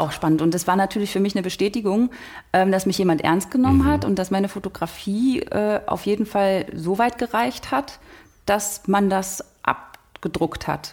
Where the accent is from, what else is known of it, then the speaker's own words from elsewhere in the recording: Oderbruch, Brandenburg, Germany; moved away as an adult; now in Berlin, Germany; aus Brandenburg, aus dem Oderbruch. Und dort bin ich zur Schule gegangen und aufgewachsen